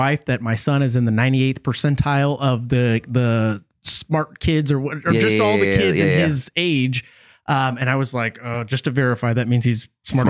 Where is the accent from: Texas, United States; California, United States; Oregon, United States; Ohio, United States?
Texas, United States; San Antonio; I'm from here. {S1} What part? {S0} San Antonio.